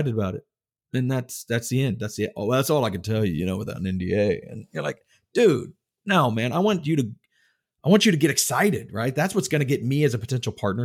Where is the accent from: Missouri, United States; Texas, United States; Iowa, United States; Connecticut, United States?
Texas, United States; also born or lived in Tallahassee, Florida; now in North Carolina, United States; I grew up in Texas